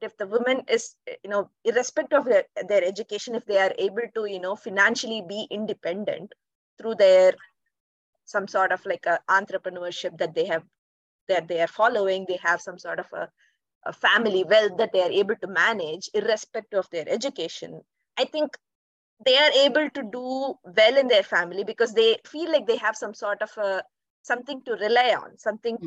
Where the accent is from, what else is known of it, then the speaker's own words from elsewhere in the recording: India; now in Netherlands; I'm from India, and currently I'm working in the Netherlands as a data analyst.